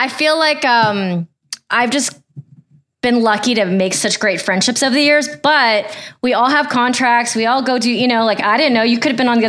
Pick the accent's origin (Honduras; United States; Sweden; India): United States; Ohio; I grew up in Ohio.